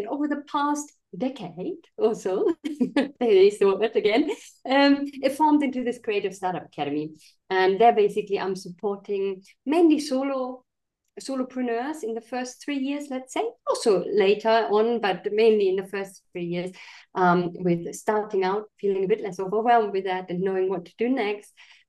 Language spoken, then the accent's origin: English; Germany; moved away; And I'm originally from Germany, but I was living in all kind of different countries.